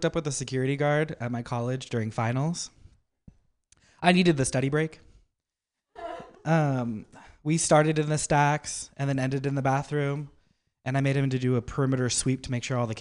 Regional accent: Napa, California, United States; I'm from Napa

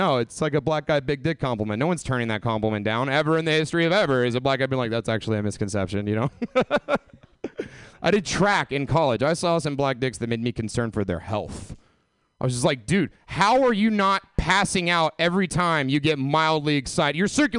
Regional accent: the South, United States; I came from the South. I was just kind of Anne Franking my weed habit for years and years and years

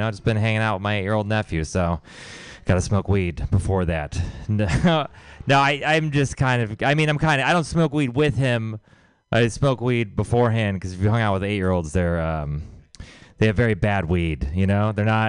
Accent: Texas, United States; I'm from Texas. Thank you. We're doing God's work.

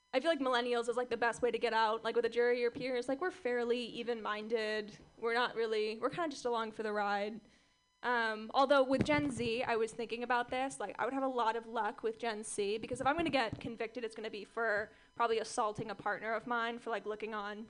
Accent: Orange County, California, United States; I grew up in Orange County, California

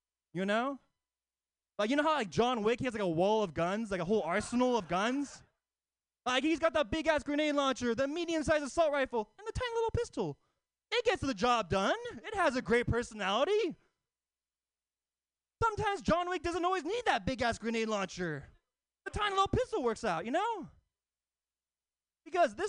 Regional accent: Oakland, California, United States; Oakland native across the East Bay

